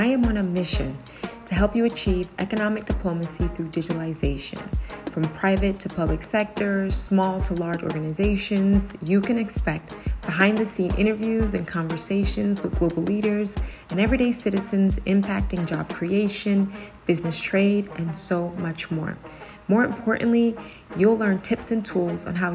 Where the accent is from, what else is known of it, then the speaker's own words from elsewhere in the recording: New Jersey, United States; also born or lived in Ghana; I'm from Jersey. I'm a Jersey girl through and through.